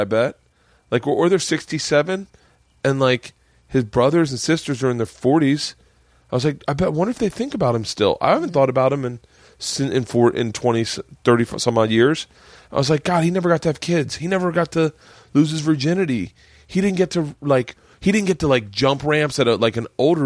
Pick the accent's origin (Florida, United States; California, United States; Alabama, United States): Florida, United States; Tampa; moved away; I grew up in Tampa.